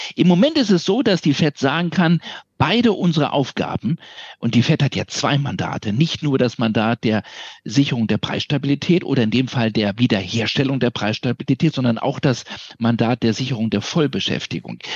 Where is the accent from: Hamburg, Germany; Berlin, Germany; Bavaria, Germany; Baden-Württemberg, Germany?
Berlin, Germany; meine Heimatstadt